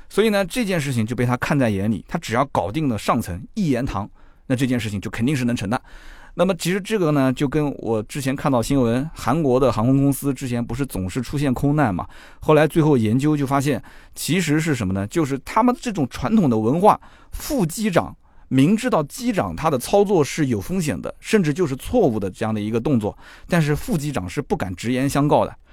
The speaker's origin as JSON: {"language": "Chinese", "country": "China", "said": "我们中国人"}